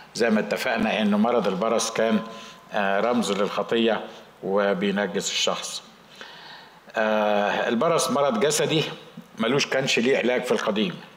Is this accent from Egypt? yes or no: yes; Egypt; عندنا في مصر